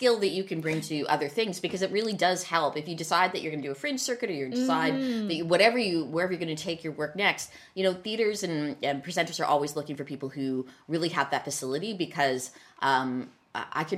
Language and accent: English; Vancouver, British Columbia, Canada; We're born and bred in Vancouver